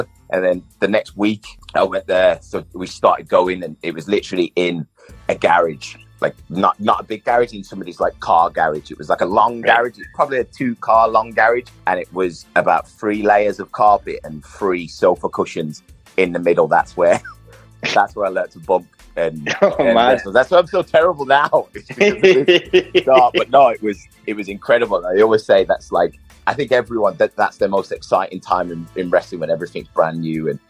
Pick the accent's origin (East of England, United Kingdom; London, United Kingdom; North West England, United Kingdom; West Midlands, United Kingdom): West Midlands, United Kingdom; Birmingham; moved away as an adult; also born or lived in Manchester; I was born in Birmingham, lived in Birmingham until I came to uni. And I came to uni late. So I was probably in Birmingham for like the first 21 to 22 years of my life.